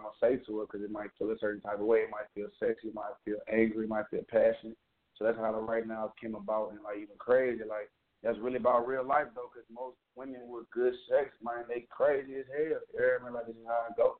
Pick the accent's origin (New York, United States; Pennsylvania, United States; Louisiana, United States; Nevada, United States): Louisiana, United States; Shreveport; I came from Shreveport, Louisiana